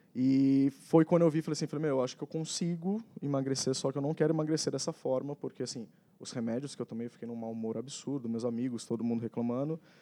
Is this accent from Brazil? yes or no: yes; Taubaté, São Paulo, Brazil; sou natural lá de Taubaté